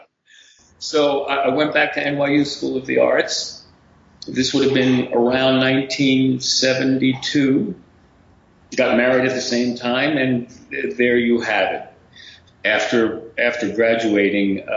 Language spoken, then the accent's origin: English; Bergen County, New Jersey, United States; also born or lived in Brooklyn, New York / Bronx, New York; I was born in Brooklyn, actually. Then we moved to the Bronx, a little borough hopping in the beginning. And then as a kid, we moved to Jersey